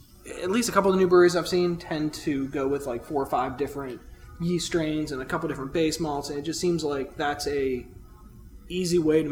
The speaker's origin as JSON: {"language": "English", "town": "Pittsburgh", "region": "Pennsylvania", "country": "United States", "said": "Like I said, I'm from Pittsburgh"}